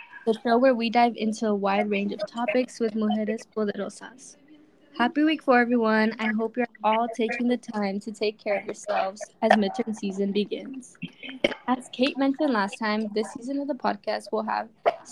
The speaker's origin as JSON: {"language": "English", "town": "Los Angeles", "region": "California", "country": "United States", "said": "I am from South Central"}